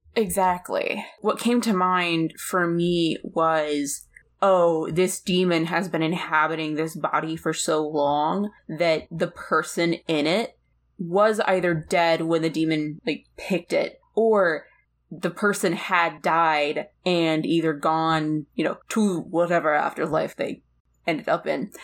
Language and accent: English; United States; also born or lived in Ireland; I'm an American